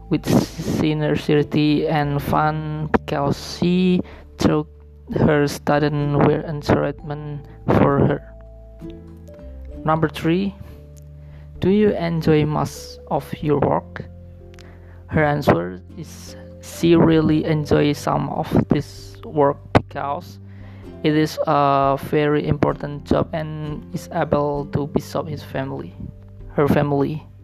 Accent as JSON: {"language": "English", "town": "Batang", "region": "Central Java", "country": "Indonesia", "second_language": "English", "said": "I come from Batang Regency, Central Java."}